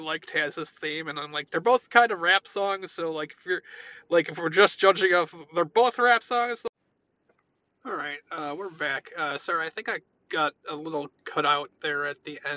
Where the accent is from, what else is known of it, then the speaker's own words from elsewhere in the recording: United States; I thought being an American was something to be proud